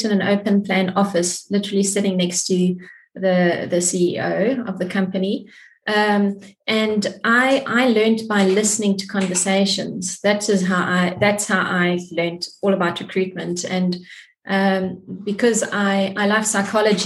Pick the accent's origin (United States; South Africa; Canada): South Africa; George, Western Cape; moved away as an adult; also born or lived in Zimbabwe / Johannesburg, South Africa / United Kingdom; I was actually born in Zimbabwe and left very young. And then we came to South Africa and subsequently moved to George, from Johannesburg to George when I was very young, and I grew up in George